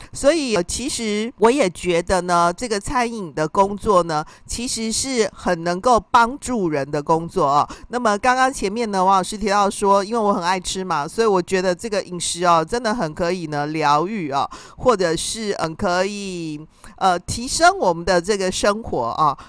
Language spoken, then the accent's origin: Chinese; Taiwan; 我们台湾人好像特别喜欢吃锅啊